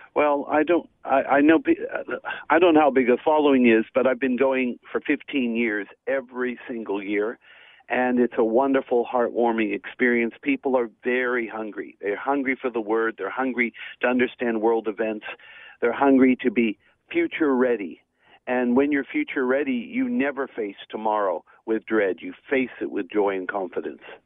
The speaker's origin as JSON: {"language": "English", "town": "Melbourne", "region": "Victoria", "country": "Australia", "tie": "born or raised there", "said": "I'm in my hometown of Melbourne"}